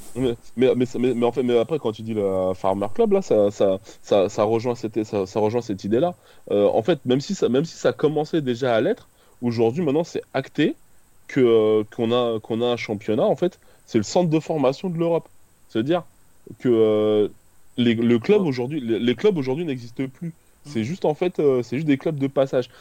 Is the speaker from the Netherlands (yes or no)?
no; Créteil, Île-de-France, France; j'ai grandi à Créteil